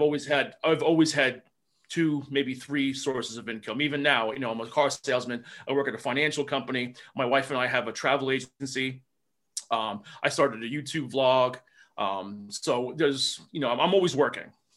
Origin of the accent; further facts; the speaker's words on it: New Jersey, United States; I'm from Jersey